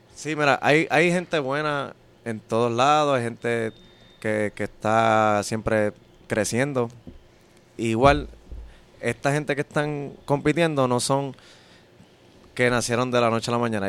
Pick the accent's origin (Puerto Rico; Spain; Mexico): Puerto Rico; Caguas; yo soy de Cagua